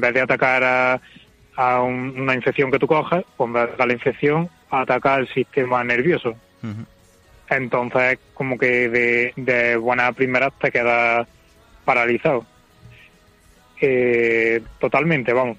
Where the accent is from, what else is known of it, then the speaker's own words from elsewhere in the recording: Córdoba, Andalusia, Spain; moved away as an adult; also born or lived in Madrid; soy de aquí soy de Córdoba y me fui allí a trabajar